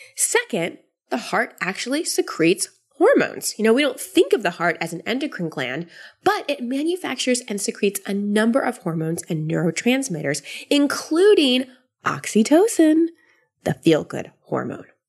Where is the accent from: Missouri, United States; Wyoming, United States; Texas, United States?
Texas, United States; Austin; moved away; Austin, which is my hometown where my family is